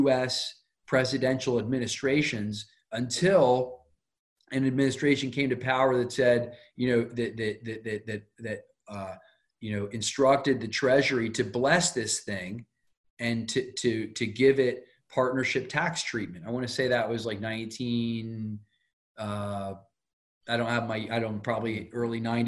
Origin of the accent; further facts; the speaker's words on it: Wilmington, Delaware, United States; I'm from Wilmington, Delaware